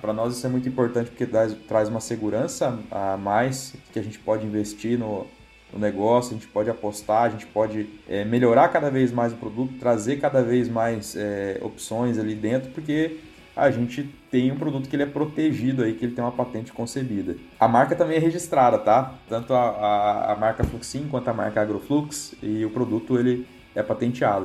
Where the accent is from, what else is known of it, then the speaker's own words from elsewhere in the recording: Ubiratã, Paraná, Brazil; also born or lived in Pato Branco, Paraná / Campo Mourão, Paraná; Sou de Biratã, Paraná, né? minha família é de lá, meu pai é jardineiro